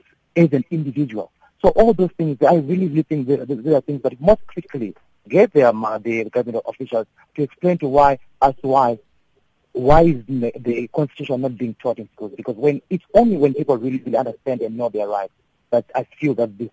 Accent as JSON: {"language": "English", "country": "Zimbabwe", "said": "Like I'm originally from Zim, and we have a level in education which is all level."}